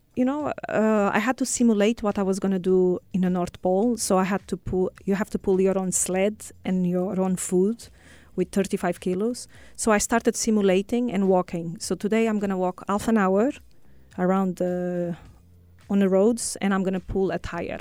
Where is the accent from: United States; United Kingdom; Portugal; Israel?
Portugal; moved away as an adult; now in United Arab Emirates; from Portugal.